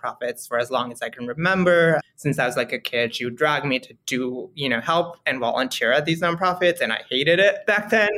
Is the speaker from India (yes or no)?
yes; India; moved away as an adult; also born or lived in Washington, D.C.; now in United States; I was born in the U.S. I grew up in India. I moved back to the U.S. when I was 18 for college, went to GW.